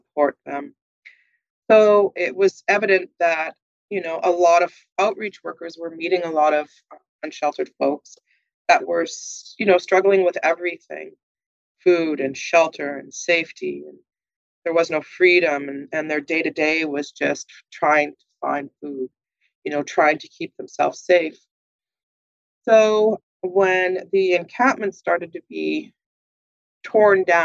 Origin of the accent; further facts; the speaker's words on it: Manitoba, Canada; now in Winnipeg, Canada; So I am a Manitoban. I was born and bred in Manitoba.